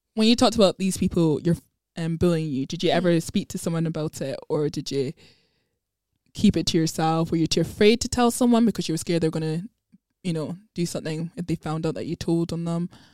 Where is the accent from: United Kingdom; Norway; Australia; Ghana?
Ghana; I am from Ghana, which is West Africa